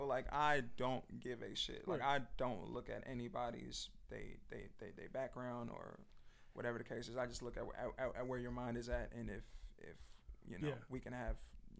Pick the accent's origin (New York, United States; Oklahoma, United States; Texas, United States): New York, United States; New York City; growing up in New York